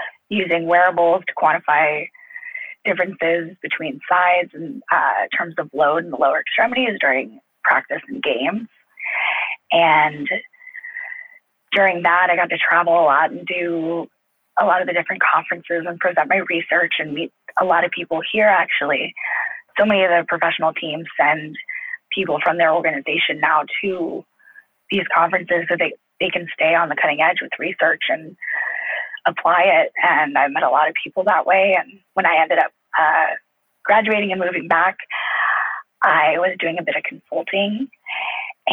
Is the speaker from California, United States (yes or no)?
yes; Los Angeles, California, United States; also born or lived in Indiana; I'm actually from Los Angeles